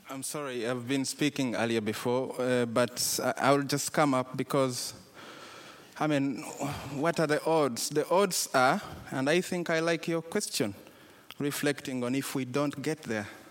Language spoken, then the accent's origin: English; Uganda; I come from Uganda